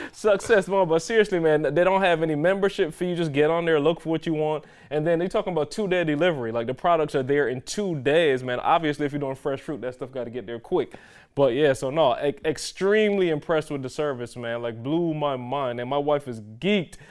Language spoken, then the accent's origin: English; Barbados; moved away; growing up in Barbados, my grandmother had a tree in the yard